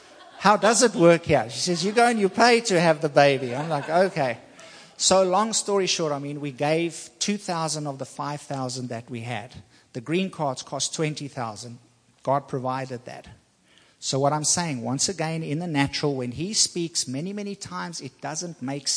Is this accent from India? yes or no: no; South Africa; moved away as an adult; also born or lived in Taiwan; now in Virginia, United States; I'm from South Africa